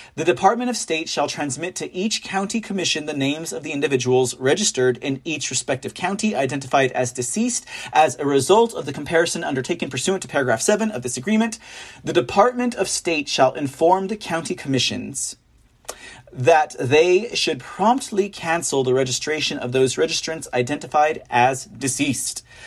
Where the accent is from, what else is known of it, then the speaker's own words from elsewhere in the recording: San Antonio, Texas, United States; also born or lived in Austin, Texas; my hometown is San Antonio